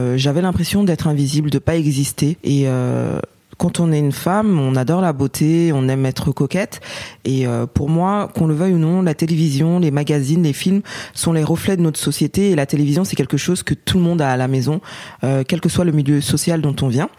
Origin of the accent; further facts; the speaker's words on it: Paris, Île-de-France, France; je suis française et née à Paris